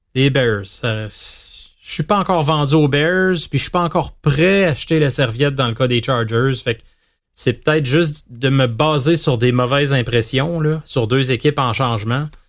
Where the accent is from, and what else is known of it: Quebec, Canada